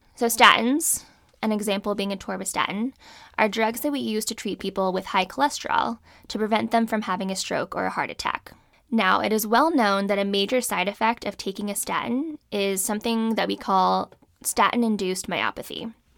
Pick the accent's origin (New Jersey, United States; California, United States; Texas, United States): California, United States; moved away as an adult; also born or lived in Alabama / Danbury, Connecticut; I grew up in California